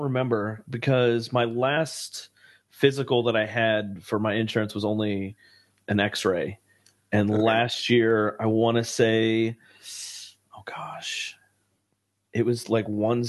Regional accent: Lima, Ohio, United States; born there; Yeah, Ohio. Yeah, I was born in a small town of Lima, Ohio.

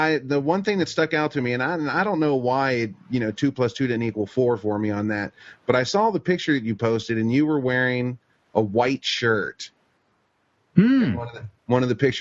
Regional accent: Kentucky, United States; moved away; I grew up in Kentucky, so I've rolled in the mud before

